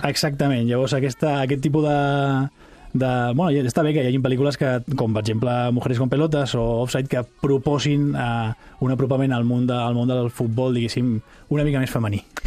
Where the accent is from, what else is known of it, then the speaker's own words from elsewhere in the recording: Catalonia, Spain; Nosaltres, com a, com a societat catalana